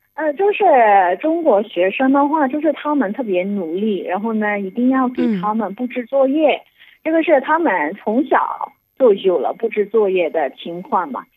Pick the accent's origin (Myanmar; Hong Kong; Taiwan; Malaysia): Myanmar; Yangon, Yangon Region; Chinese is a second language; moved away as an adult; now in Dali, China; 我就是缅甸人嘛，嗯。所以呢，发音是有比较自信的